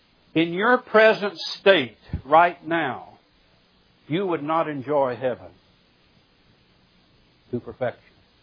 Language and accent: English; Missouri, United States; now in Birmingham, United States; When I moved from Southwest Missouri, the Ozarks, to Birmingham, Alabama, it took me a while to learn and make an adjustment to my new home. People here in the South do things a little bit different than us hillbillies in the Ozarks.